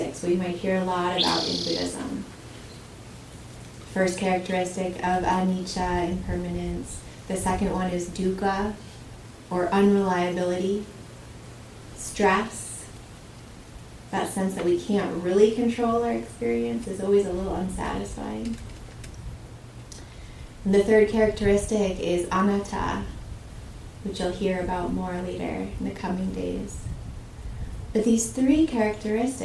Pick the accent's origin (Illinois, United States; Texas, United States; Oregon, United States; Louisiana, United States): Oregon, United States; Southern; I grew up in Southern Oregon, in the valley of the Rogue River